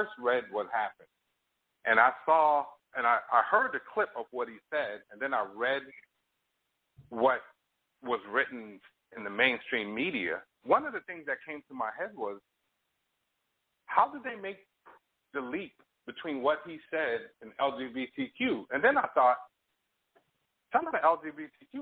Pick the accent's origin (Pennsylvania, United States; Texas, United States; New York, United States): New York, United States; I grew up in New York